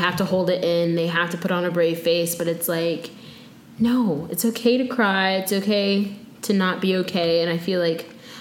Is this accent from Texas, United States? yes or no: no; Florida, United States; I'm from Florida